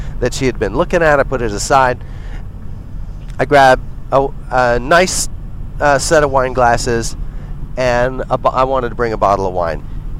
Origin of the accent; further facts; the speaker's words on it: Montreal, Quebec, Canada; I don't live in Alberta. I'm from Montreal